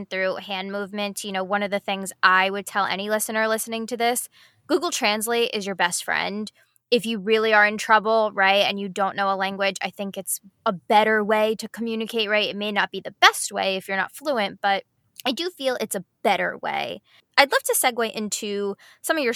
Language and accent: English; United States; as an American, right, and knowing English